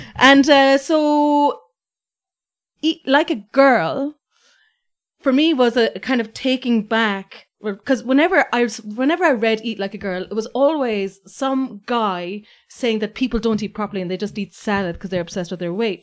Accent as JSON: {"language": "English", "country": "Ireland", "said": "I was like, \"Ireland.\""}